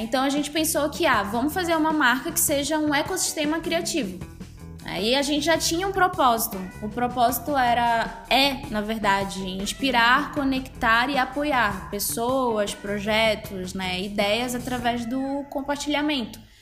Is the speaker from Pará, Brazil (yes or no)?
yes; Belém, Pará, Brazil; eu sou de Belém do Pará, né? Sou do norte do país.